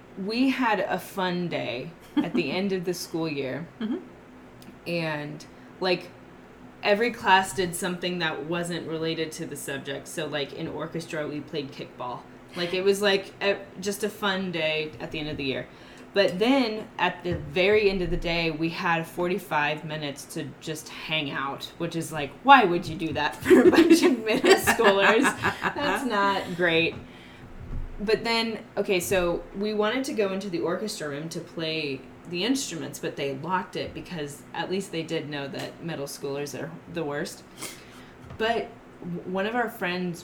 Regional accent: Missouri, United States; also born or lived in Europe; I'm from the United States. I'm from a state called Missouri

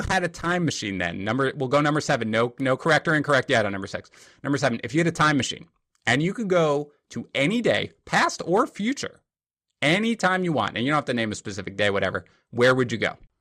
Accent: New York City, New York, United States; I'm from Queens

